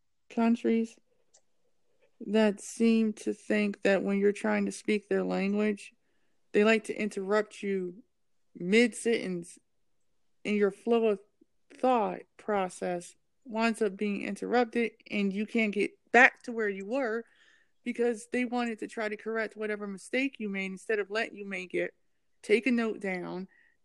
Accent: Ohio, United States; accent: Californian; also born or lived in California; And I'm from Ohio, but I don't speak like I'm from Ohio. I speak like I'm from California. So, because I've actually lived in California.

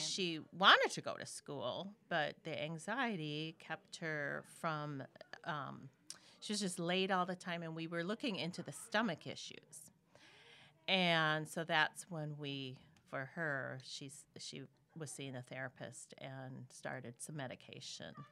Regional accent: Minnesota, United States; moved away as an adult; also born or lived in Memphis, Tennessee; I live in Minnesota, born and raised in Minnesota

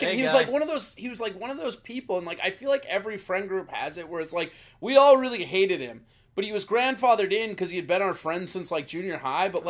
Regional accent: Hopkins, United States; I'm from Hopkins

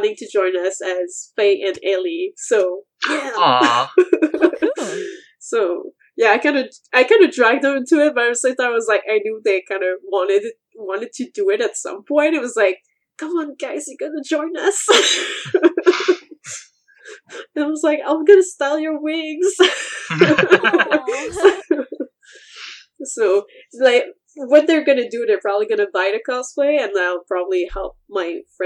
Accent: Montreal, Quebec, Canada; I'm actually from Montreal

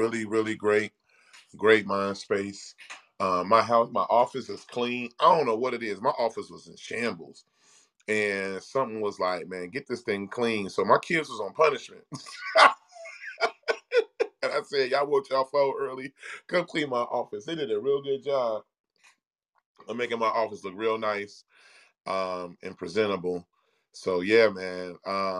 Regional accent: Cincinnati, Ohio, United States; now in Austin, United States; my hometown, Cincinnati

